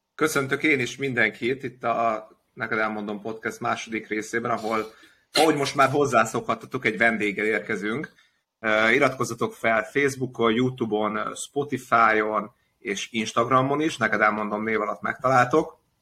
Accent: Budapest, Hungary; budapesti kosaras gyerekként

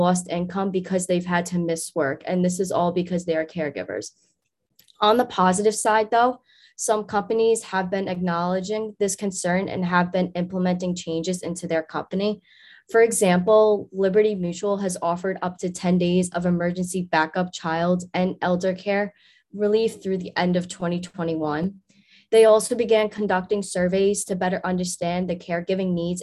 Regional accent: New York City, New York, United States; moved away as an adult; now in State College, United States; my hometown, New York City

